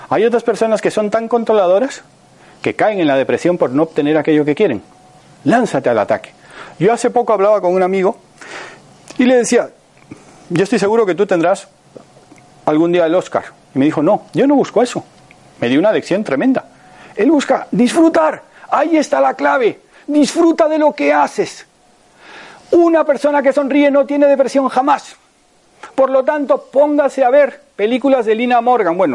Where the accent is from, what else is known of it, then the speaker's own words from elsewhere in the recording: Panama; now in Spain; Cuando yo salí de Panamá hace 48 años, nadie bebía agua embotellada. Y ahora todo el mundo bebe agua embotellada. Aquí en España estaba agua de solares y lanjarón y para de contar.